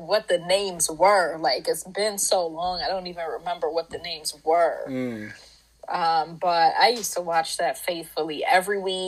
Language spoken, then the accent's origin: English; Maryland, United States; also born or lived in Trinidad and Tobago; I grew up right here in Maryland. I also used to live in Trinidad and Tobago